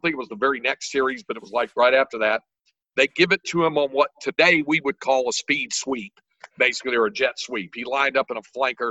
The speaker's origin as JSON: {"language": "English", "town": "Greensboro", "region": "North Carolina", "country": "United States", "tie": "born or raised there", "moved": "as an adult", "lives_now": "Texas, United States", "said": "I grew up in Greensboro, North Carolina"}